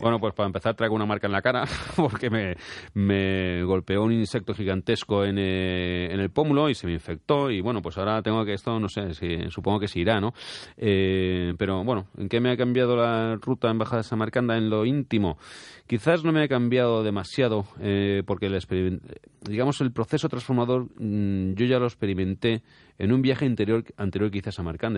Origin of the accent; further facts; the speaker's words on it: Spain; como español me enorgullece